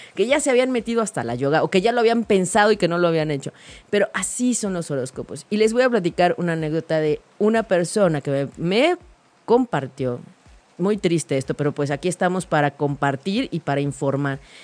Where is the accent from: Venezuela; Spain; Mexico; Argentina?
Mexico; como mexicanos